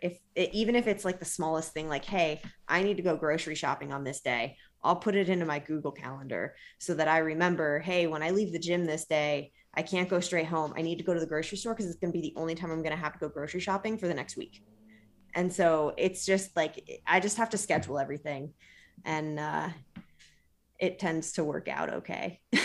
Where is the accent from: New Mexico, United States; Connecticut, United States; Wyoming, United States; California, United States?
California, United States; Modesto; moved away; also born or lived in Trenton; Modesto, which is where I grew up in California